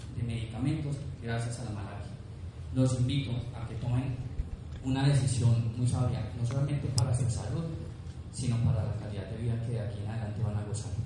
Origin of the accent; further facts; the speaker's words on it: Bogotá, Colombia; moved away as an adult; now in Medellín, Colombia; Yo llevo viviendo en Medellín siete años aproximadamente, yo soy de Bogotá